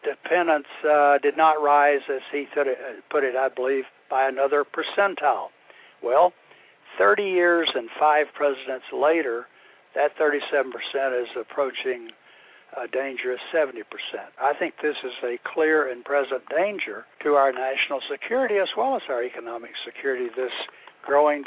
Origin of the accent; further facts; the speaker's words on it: Florida, United States; in Florida, my home state, was in Tallahassee